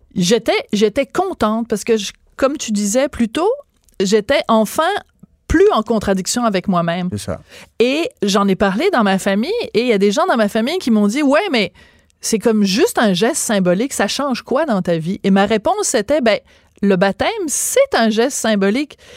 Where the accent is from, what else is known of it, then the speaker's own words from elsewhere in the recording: Bordeaux, Nouvelle-Aquitaine, France; moved away; je suis née à Bordeaux, euh, en France